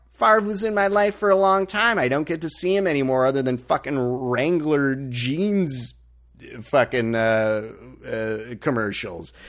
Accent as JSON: {"language": "English", "town": "Green Bay", "region": "Wisconsin", "country": "United States", "tie": "born or raised there", "also_born_or_lived": "Oshkosh, Wisconsin / Chicago, Illinois", "moved": "as an adult", "lives_now": "Los Angeles, United States", "said": "grew up, born and raised in Green Bay, uh, and Oshkosh, Wisconsin"}